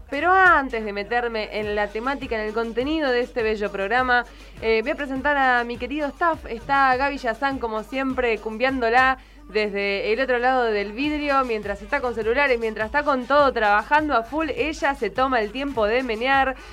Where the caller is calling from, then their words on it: Bariloche, Río Negro, Argentina; de Bariloche